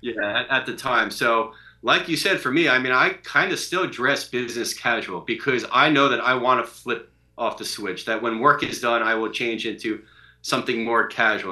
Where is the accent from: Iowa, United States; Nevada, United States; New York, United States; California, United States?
New York, United States; Long Island; moved away; I grew up in Long Island